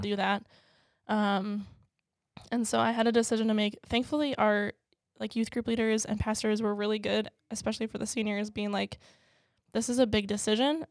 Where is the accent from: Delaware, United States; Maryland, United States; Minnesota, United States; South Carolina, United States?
Minnesota, United States; Maple Plain; also born or lived in Georgia; I moved at about a year old to Minneapolis, or the Minneapolis suburbs. Um, so I grew up there my whole life